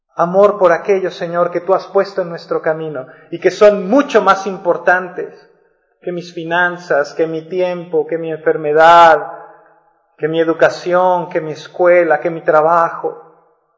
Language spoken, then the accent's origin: Spanish; La Paz, Baja California Sur, Mexico; Cuando yo crecí aquí en La Paz éramos 160 mil